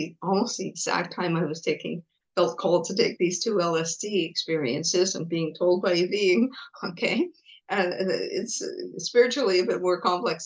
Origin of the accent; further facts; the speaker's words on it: England, United Kingdom; now in Montreal, Canada; I was born in England, so I'm British